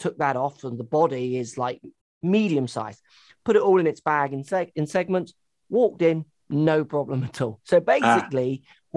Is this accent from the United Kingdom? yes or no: yes; England, United Kingdom; moved away; as an English person